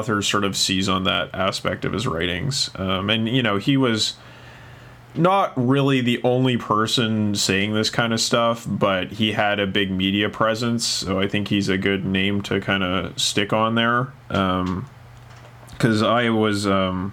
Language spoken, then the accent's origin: English; Canada; now in Japan; I'm a Canadian and I went to a Canadian communications program